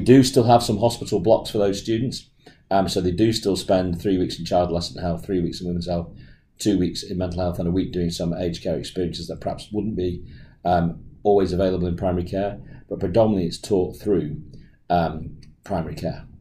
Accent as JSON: {"language": "English", "region": "England", "country": "United Kingdom", "accent": "English", "moved": "as an adult", "lives_now": "Australia", "said": "I'm actually English, as my accent will give me away, and I'm a renal specialist who moved to Australia in 2012"}